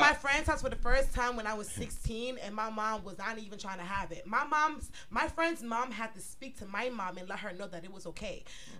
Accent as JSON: {"language": "English", "town": "Chicago", "region": "Illinois", "country": "United States", "said": "I was from north side of Chicago, and my cousins were from south side."}